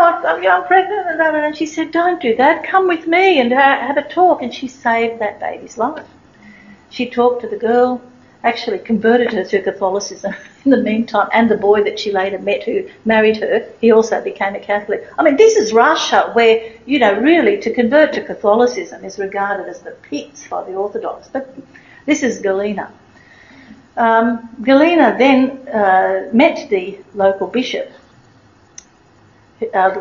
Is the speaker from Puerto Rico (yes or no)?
no; Australia; I'm Australian tourist